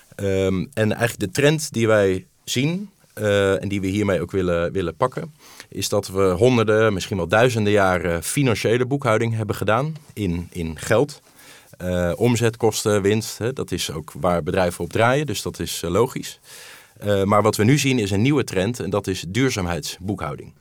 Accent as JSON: {"language": "Dutch", "country": "Netherlands", "said": "Ik ben van Nederland"}